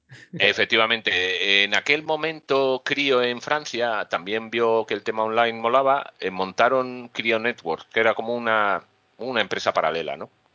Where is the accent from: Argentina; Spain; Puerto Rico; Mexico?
Spain; Mallorca, Balearic Islands; also born or lived in Madrid; now in Gran Canaria, Spain; Que soy isleño de toda la vida, que soy de Mallorca